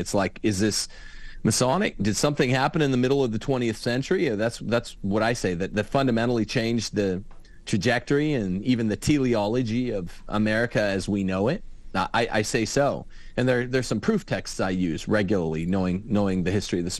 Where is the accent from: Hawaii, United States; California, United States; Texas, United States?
California, United States; Los Angeles; I'm an Angeleno. I was born in Los Angeles.